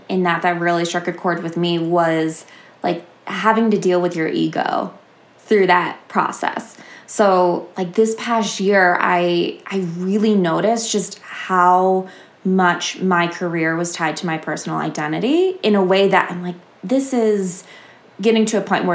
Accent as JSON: {"language": "English", "town": "Boston", "region": "Massachusetts", "country": "United States", "said": "I'm from Boston and I work here"}